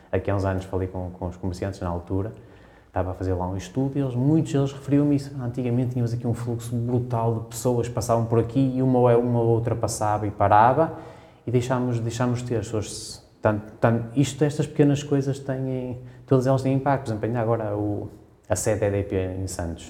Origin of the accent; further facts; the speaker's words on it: Braga, Norte, Portugal; now in Lisbon, Portugal; Eu sou bracarense